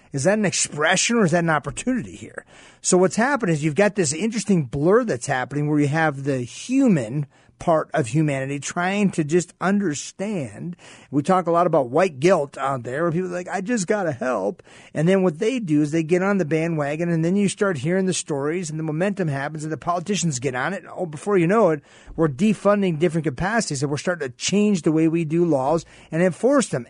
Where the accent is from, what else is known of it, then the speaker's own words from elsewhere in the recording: Sault Ste. Marie, Michigan, United States; also born or lived in East Lansing, Michigan; now in Phoenix, United States; I grew up in Michigan, in a part, a Sault Ste. Marie, Michigan, then I moved down to East Lansing, Michigan.